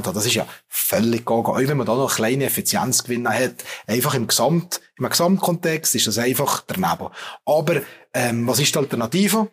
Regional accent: Valais, Switzerland; als Walliser

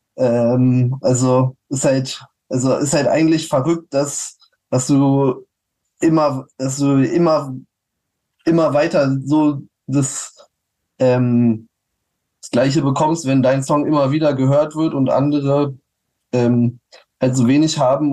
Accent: Berlin, Germany; auch als Berliner

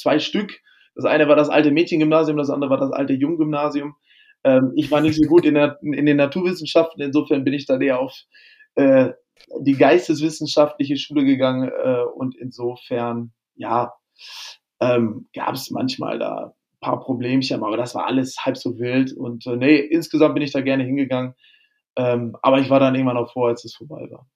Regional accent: Lemgo, North Rhine-Westphalia, Germany; now in Hamburg, Germany; Ich komme aus der ostwestfälischen Provinz ähm, in der Nähe mhm. von Bielefeld, also Lemgo

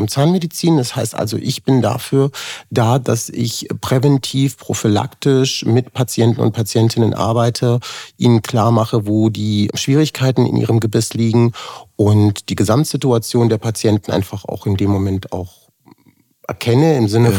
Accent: Germany; ich bin quasi als äh, Migrant geboren worden in Deutschland, also mit der jugoslawischen Staatsbürgerschaft damals

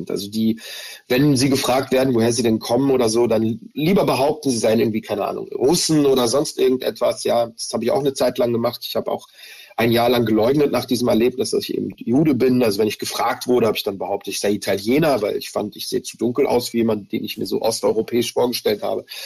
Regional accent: Germany; Also ich habe ähm, Antisemitismus schon sehr früh in meiner Kindheit erlebt hier in Deutschland.

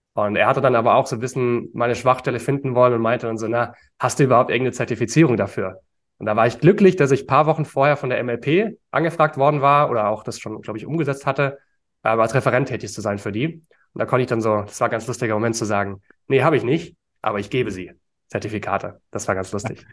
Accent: Frankfurt area, Hesse, Germany; now in Berlin, Germany; ich komme ja aus der Gegend von Frankfurt, also Eintracht Frankfurt als Kind

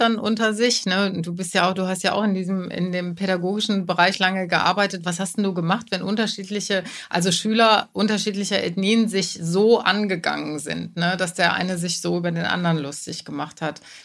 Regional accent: Germany; als Deutsche, als Deutsche im Publikum

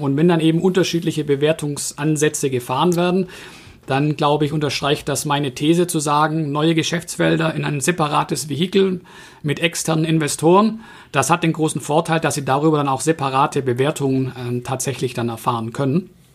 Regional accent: Swabia, Germany; als Schwabe

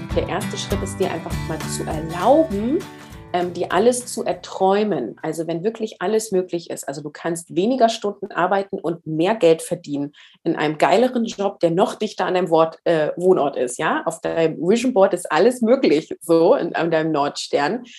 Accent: Northern Germany, Germany; Ich komme aus Norddeutschland

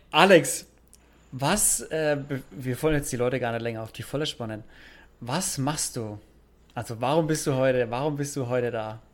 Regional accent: Bavaria, Germany; moved away as an adult; also born or lived in Nuremberg; now in São Paulo, Brazil; da, wo ich herkomme aus Bayern

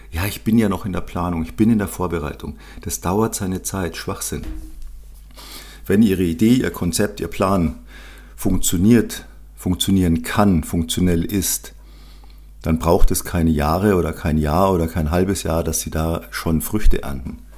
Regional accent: Munich, Bavaria, Germany; born there; sehr bayerisch, sehr rustikal, sehr, sehr gutes Essen als gebürtiger Münchner liebe ich die bayerische Küche.

